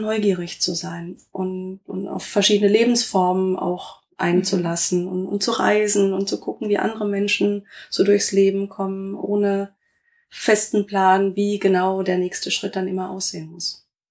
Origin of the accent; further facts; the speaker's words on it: Rastatt, Baden-Württemberg, Germany; moved away as an adult; also born or lived in Karlsruhe / Essen / Saarbrücken / Kaiserslautern; now in Limburgerhof, Germany; Ich bin in Karlsruhe geboren, bin in Rastatt aufgewachsen